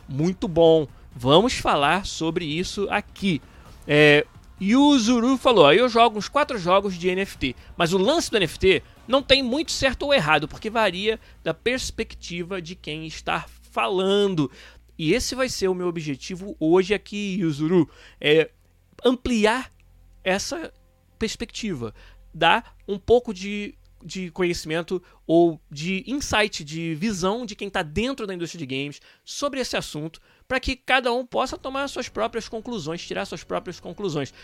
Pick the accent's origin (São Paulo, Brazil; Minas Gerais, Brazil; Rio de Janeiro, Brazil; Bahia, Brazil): Rio de Janeiro, Brazil; Eu sou do estado do Rio